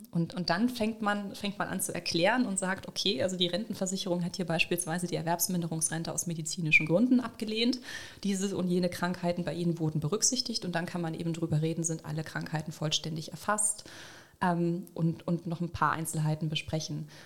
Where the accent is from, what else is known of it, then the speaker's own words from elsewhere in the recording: Saxony, Germany; ich in einer größten deutschen, ostdeutschen Plattenbausiedlung aufgewachsen bin in Sachsen